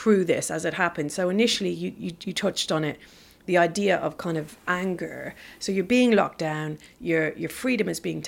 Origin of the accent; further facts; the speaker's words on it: Ireland; now in United Kingdom; I'm Irish